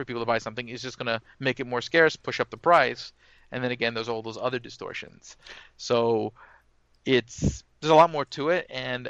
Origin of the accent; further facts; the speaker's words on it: Brooklyn, New York, United States; I'm from Brooklyn, so I'm probably not too far from where you're at.